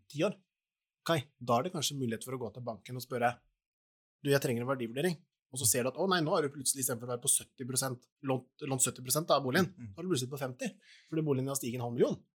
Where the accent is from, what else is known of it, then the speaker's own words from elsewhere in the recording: Porsgrunn, Telemark, Norway; Jeg hadde et rom på Stridsklev der jeg er fra, da, i Porsgrunn.